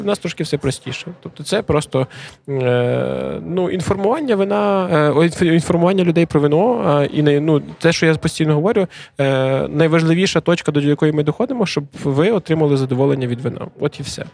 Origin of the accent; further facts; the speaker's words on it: Lviv Oblast, Ukraine; moved away as an adult; now in Khortytsia, Ukraine; ми всі родом з Львівщини